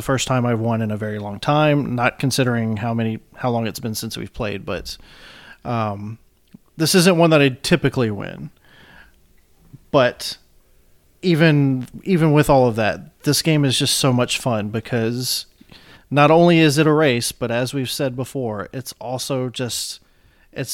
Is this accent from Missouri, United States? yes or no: no; Mississippi, United States; growing up in Mississippi